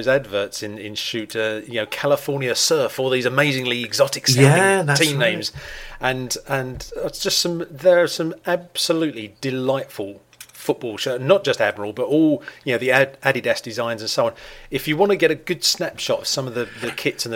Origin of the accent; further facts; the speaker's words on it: England, United Kingdom; being English